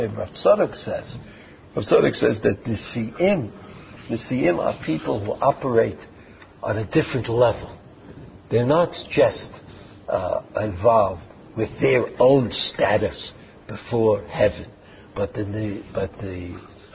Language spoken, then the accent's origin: English; United States; now in Israel; when I was growing up in America